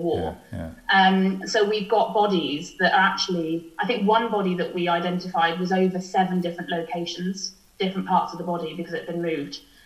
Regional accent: Welsh, Wales, United Kingdom; I'm representing Wales and I'm Welsh

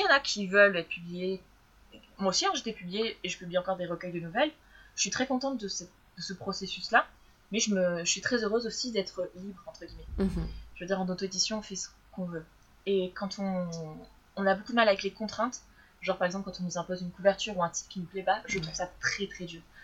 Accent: France; quand on est français

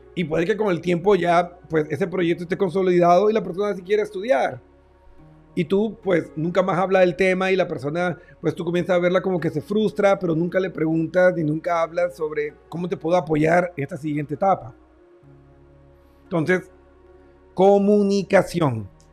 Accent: Barranquilla, Atlántico, Colombia; mi tierra hermosa Barranquilla

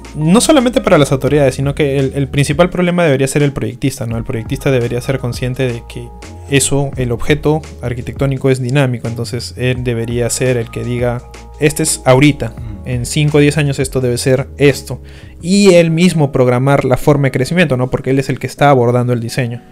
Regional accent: Iquitos, Loreto, Peru; en Iquitos, que es mi tierra

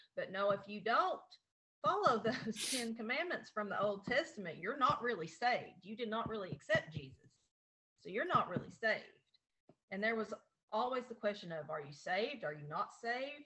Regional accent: Appalachia, United States; in my hometown, there's 1,500 people right now

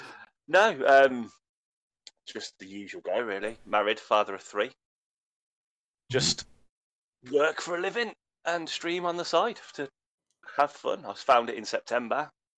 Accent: England, United Kingdom; And then I'm English.

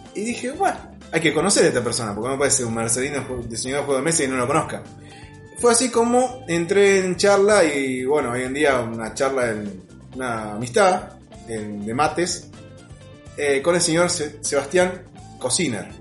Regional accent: Mercedes, Argentina; somos de Mercedes

